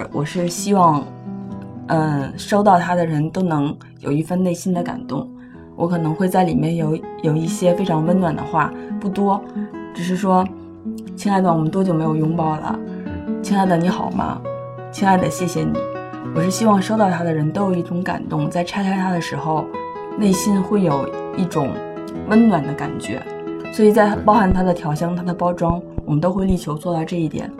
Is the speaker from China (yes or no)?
yes; northern China, China; 因为我是北方人